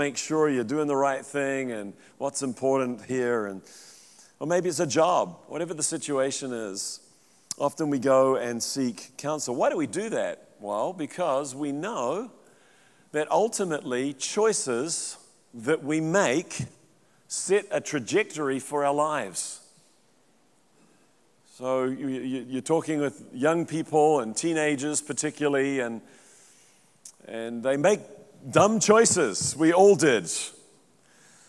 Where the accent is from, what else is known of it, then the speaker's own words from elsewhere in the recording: New Zealand; moved away as an adult; also born or lived in Central California; now in United States; I'm a Kiwi